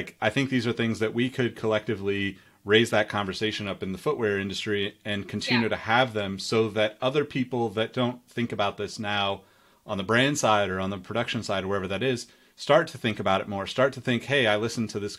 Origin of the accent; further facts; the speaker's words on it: Sacramento, California, United States; growing up in Sacramento, like tomatoes here are like a huge thing